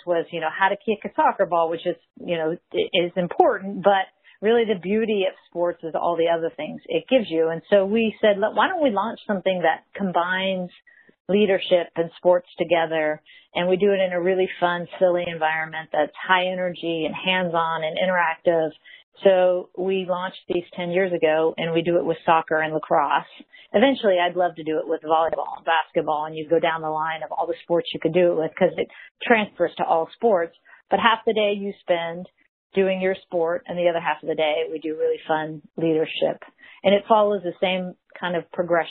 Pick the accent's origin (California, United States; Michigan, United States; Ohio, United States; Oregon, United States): California, United States; Mission Viejo; now in San Clemente, United States; I grew up in Mission Viejo